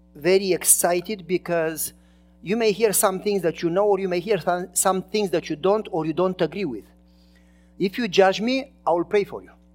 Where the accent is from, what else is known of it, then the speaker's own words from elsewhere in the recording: Romania; English is a second language; moved away as an adult; now in United States; I was from Romania and I was not a citizen yet